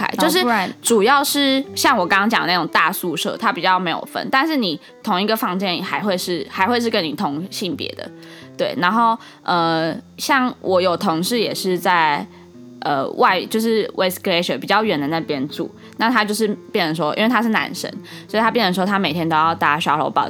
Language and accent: Chinese; Japan; Chinese is a second language; 我们日本人好像总共，我们我们那一区，我们工跟我们一起工作有两个